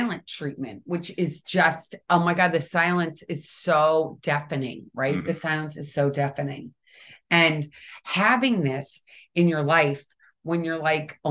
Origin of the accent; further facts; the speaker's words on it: St. Louis, Missouri, United States; I'm from St. Louis